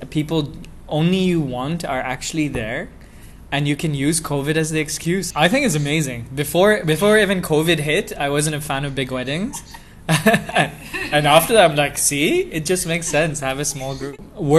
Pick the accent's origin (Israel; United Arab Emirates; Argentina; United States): United Arab Emirates; Dubai; I'm, first of all, a third cultured kid because I was born and brought up in Dubai. And we have Portuguese passports, but Indian heritage. And I call Dubai home. I don't think I have a lot of Indian culture, nor can I say I'm Portuguese.